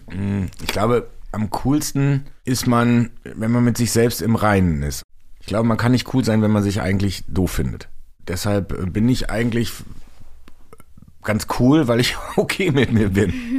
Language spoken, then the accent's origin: German; North Rhine-Westphalia, Germany; now in Hamburg, Germany; ein Stück Herz von mir bleibt auch immer in meiner alten Heimat Nordrhein-Westfalen